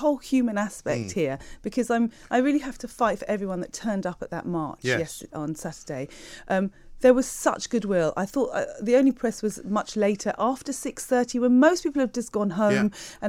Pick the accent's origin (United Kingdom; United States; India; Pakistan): United Kingdom; I love Britain. I love being British. I love this country.